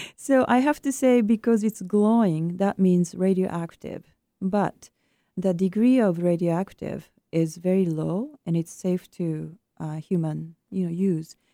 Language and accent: English; Japan; moved away; my home country of Japan